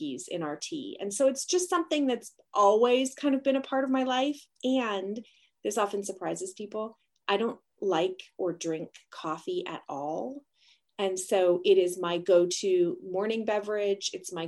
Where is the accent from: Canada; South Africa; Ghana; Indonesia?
Canada; I'm Canadian